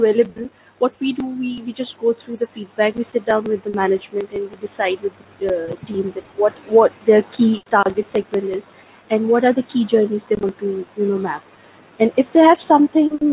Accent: Pakistan; first language Urdu; English is a second language; now in Dubai, United Arab Emirates; Since I'm from Pakistan, my native language is Urdu

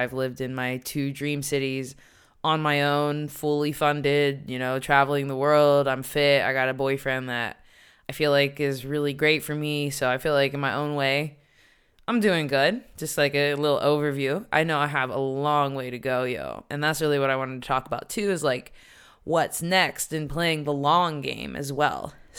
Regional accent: Morgantown, West Virginia, United States; moved away as an adult; also born or lived in New York City, United States / Washington, D.C., United States; now in Amsterdam, Netherlands; I'm from West Virginia, born and raised in like a small country town.

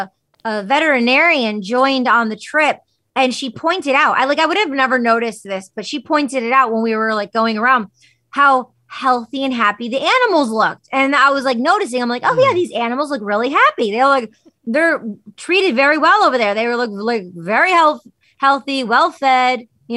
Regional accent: United States; my parents wanted me to have like a more normalized American name growing up in America.

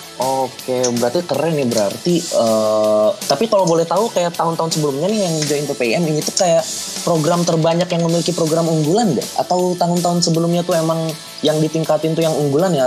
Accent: Bogor, West Java, Indonesia; di kota gue di Bogor

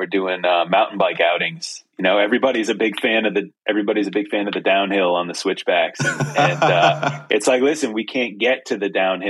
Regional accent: New England, United States; now in Western North Carolina, United States; I grew up in New England

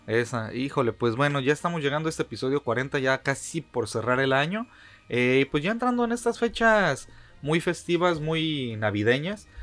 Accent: Mexico City, Mexico; yo viví, nací en la Ciudad de México, este, toda la vida fue

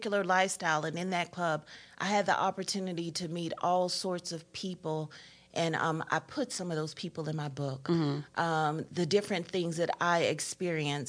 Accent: Augusta, Georgia, United States; also born or lived in Atlanta, Georgia; I was in Augusta, Georgia

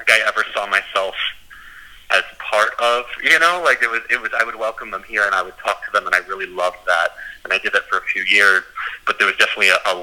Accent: United States; I grew up just outside of New York City. About an hour and a half away, and I was in a pretty typical small town

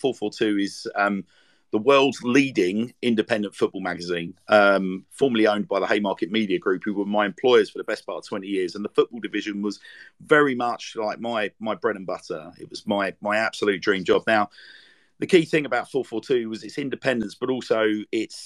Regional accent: London, United Kingdom; moved away; I'm from Lewisham.

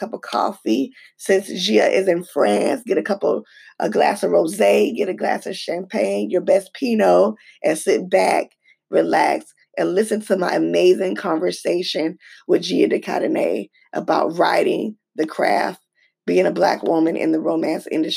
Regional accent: Georgia, United States; I'm from Georgia

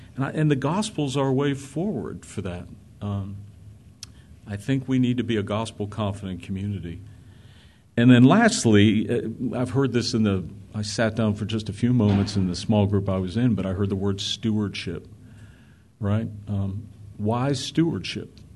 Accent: Pittsburgh, Pennsylvania, United States; I grew up in an area in Pittsburgh.

